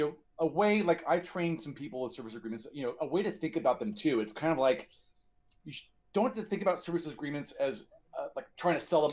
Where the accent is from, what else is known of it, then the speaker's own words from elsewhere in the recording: California, United States; I'm from California